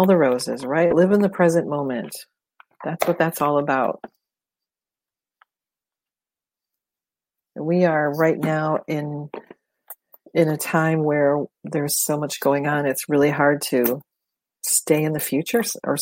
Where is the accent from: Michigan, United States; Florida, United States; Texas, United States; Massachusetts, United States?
Michigan, United States; Detroit; Growing up in Detroit, I went to Canada a lot